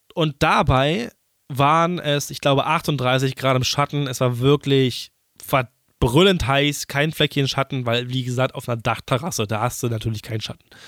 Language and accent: German; Berlin, Germany; ich bin Berliner